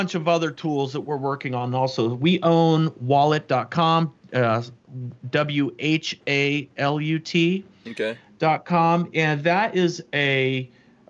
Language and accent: English; St. Augustine, Florida, United States; I grew up in Florida. I grew up in St. Augustine, Florida, not too far from you